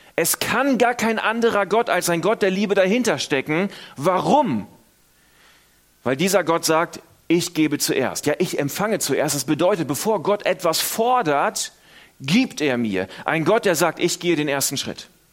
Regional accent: Northern Germany, Germany; moved away; Ich komme aus Norddeutschland, wir sind auch eher verhalten.

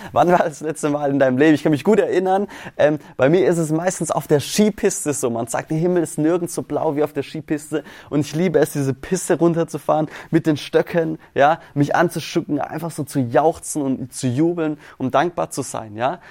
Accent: Swabia, Baden-Württemberg, Germany; also born or lived in St. Chrischona; wir kommen hier aus dem Schwabenländle

